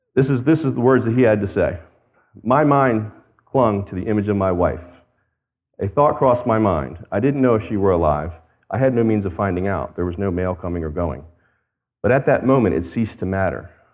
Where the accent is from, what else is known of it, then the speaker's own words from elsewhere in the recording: United States; I as an American